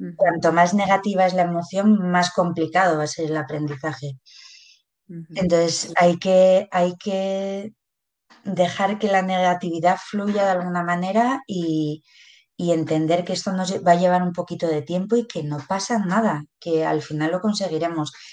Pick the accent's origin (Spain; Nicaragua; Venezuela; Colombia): Spain; Pamplona, Navarre; soy de Pamplona